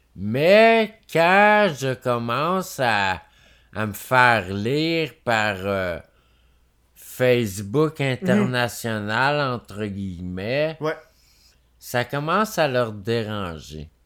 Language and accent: French; Quebec, Canada; on est québécois